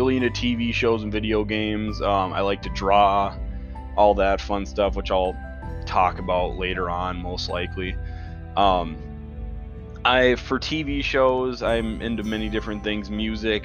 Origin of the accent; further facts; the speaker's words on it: Midwest United States, United States; I'm from the Midwest United States.